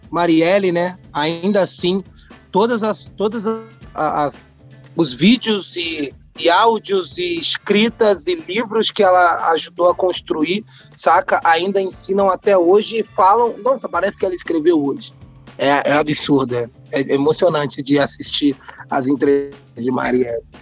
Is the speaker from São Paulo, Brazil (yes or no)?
yes; São Paulo, Brazil; eu sou nascido criado na Bela Vista